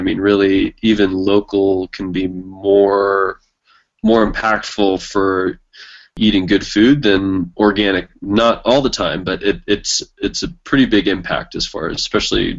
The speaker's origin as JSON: {"language": "English", "town": "Carmel", "region": "California", "country": "United States", "tie": "born or raised there", "moved": "yes", "lives_now": "New Mexico, United States", "said": "I grew up in Carmel, Monterey, California"}